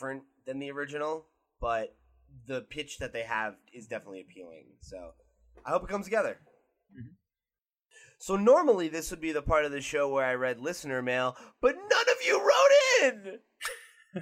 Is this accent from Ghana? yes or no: no; United States; I'm American